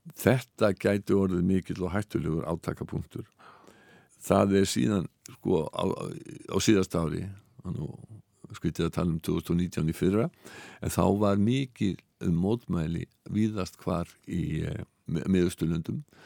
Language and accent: Icelandic; Iceland; við erum Íslendingar